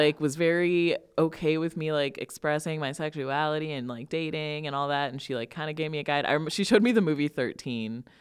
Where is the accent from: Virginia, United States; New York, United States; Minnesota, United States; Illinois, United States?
Illinois, United States; Northern; I grew up here in Northern Illinois